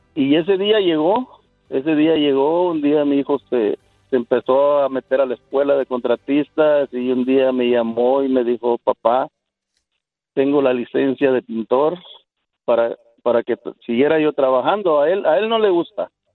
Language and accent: Spanish; Guerrero, Mexico; moved away; Yo soy de Guerrero, México.